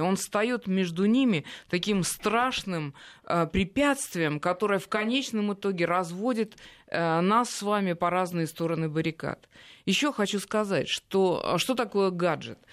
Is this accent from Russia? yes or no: yes; Russia; я вот из России